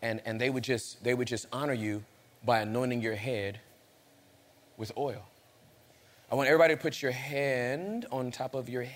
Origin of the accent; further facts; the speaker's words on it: Inglewood, California, United States; I'm from Inglewood